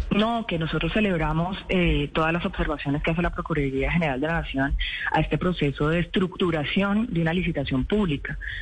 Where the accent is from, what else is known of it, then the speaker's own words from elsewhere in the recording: Colombia; somos los colombianos y las colombianas